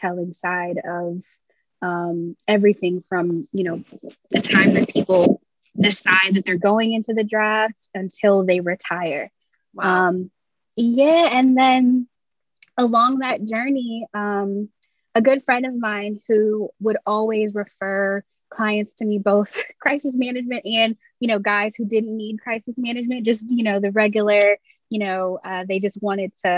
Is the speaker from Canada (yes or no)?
no; England, United Kingdom; moved away as an adult; also born or lived in Florida, United States; I was born and raised in England by American parents.